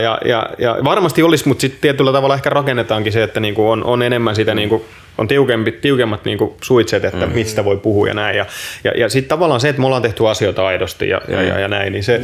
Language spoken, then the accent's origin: Finnish; Finland; moved away; ollaan Suomesta